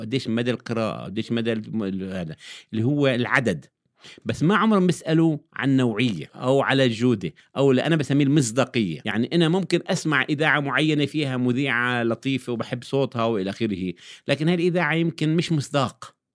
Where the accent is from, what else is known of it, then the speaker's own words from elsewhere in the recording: Jordan; عندنا في الأردن